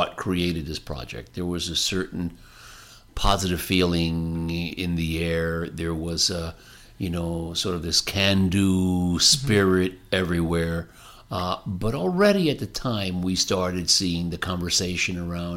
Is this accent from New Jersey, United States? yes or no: yes; New Jersey, United States; the community that I grew up in New Jersey